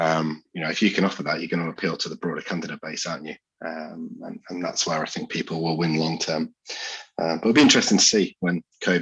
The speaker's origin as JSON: {"language": "English", "region": "Yorkshire and the Humber", "country": "United Kingdom", "said": "I'm a Yorkshireman through and through"}